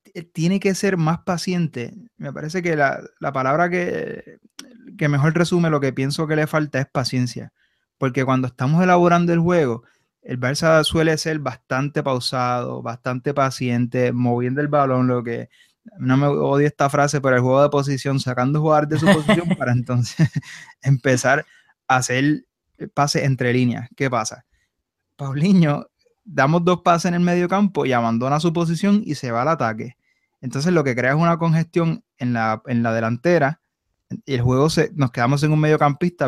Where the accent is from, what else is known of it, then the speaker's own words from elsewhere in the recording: Puerto Rico; Rafa y yo somos boricuas